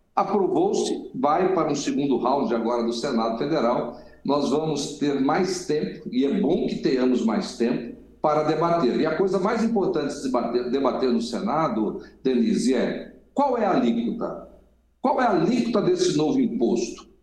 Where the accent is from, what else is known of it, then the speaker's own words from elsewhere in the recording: Brazil; como brasileiro